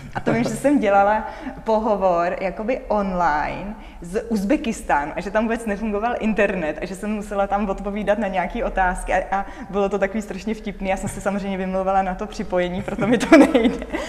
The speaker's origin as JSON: {"language": "Czech", "country": "Czechia", "said": "když se mě někdo zeptá, odkud si, já řeknu z České republiky"}